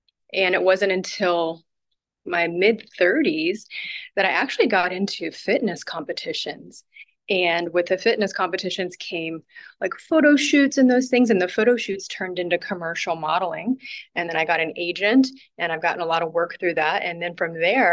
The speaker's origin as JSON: {"language": "English", "town": "Kansas City", "region": "Missouri", "country": "United States", "tie": "born or raised there", "said": "I was born and raised in Northeast"}